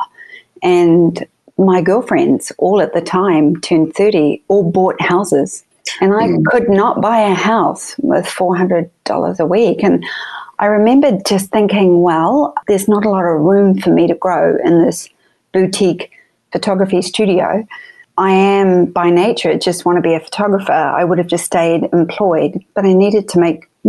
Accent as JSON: {"language": "English", "country": "New Zealand", "tie": "born or raised there", "also_born_or_lived": "Sydney, Australia", "moved": "as an adult", "lives_now": "Los Angeles, United States", "said": "I was born in New Zealand, raised in New Zealand, and 3 years in Sydney before I came over"}